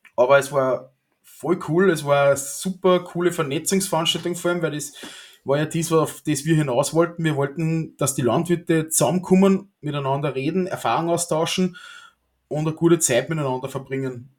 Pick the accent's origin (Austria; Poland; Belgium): Austria; als, als Österreicher